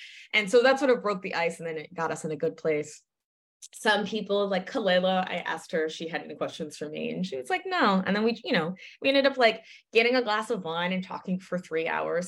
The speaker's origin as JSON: {"language": "English", "town": "New Haven", "region": "Connecticut", "country": "United States", "tie": "born or raised there", "moved": "yes", "said": "I didn't fully appreciate growing up in New Haven"}